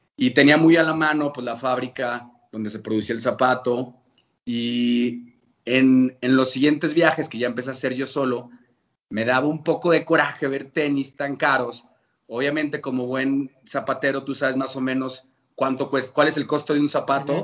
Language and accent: Spanish; León, Guanajuato, Mexico; como buen leonés